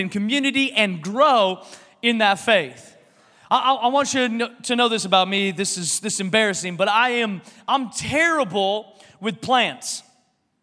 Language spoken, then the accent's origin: English; Washington, United States; now in Texas, United States; I'm from Washington.